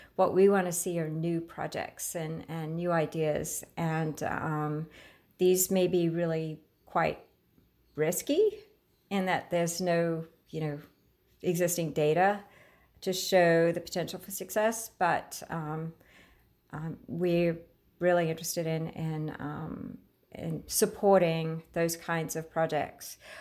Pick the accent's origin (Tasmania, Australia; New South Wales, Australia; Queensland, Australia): Queensland, Australia; moved away as an adult; now in United States; I grew up in Australia